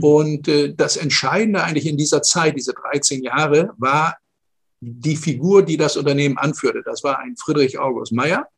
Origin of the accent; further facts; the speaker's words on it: Northern Germany, Germany; moved away as an adult; also born or lived in Stuttgart; Ich komme aus dem Norden äh, Deutschlands